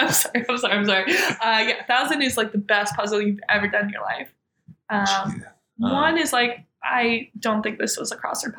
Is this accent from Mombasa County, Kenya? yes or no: no; Nairobi, Kenya; I grew up in Nairobi, Kenya.